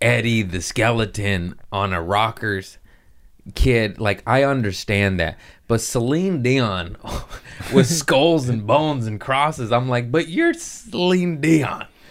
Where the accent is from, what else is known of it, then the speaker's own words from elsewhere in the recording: Los Angeles, California, United States; Los Angeles, uh, my hometown